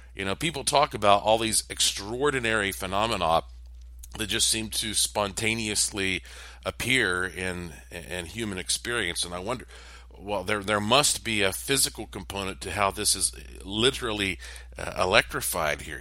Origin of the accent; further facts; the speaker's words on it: Western North Carolina, United States; Of course, I am from Western North Carolina.